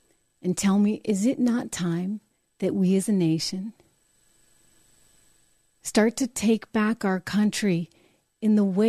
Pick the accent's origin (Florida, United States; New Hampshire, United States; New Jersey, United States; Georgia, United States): New Hampshire, United States; University of New Hampshire, my home state.